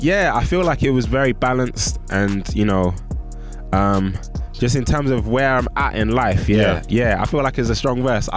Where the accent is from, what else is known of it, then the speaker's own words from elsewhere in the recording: London, United Kingdom; I'm from West Northwest